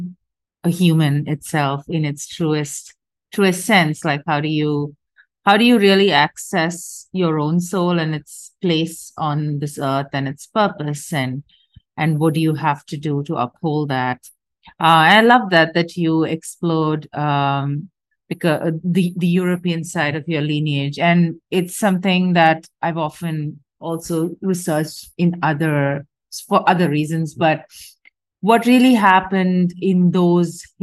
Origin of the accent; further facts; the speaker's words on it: India; I'm from India